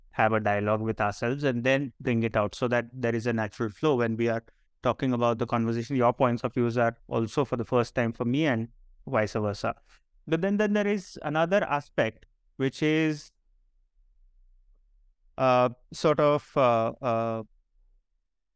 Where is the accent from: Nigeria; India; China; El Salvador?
India; Marathi, Maharashtra; accent: Marathi; English is a second language; our normal conversation, our sort of flow, is essentially in Marathi